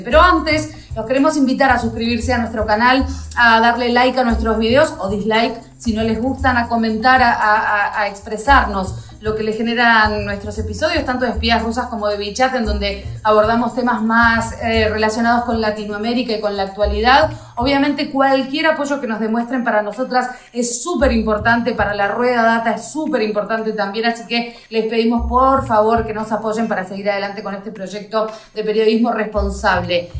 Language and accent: Spanish; Argentina; now in Russia; nosotros no, como argentinos, no tenemos una cultura de lo bélico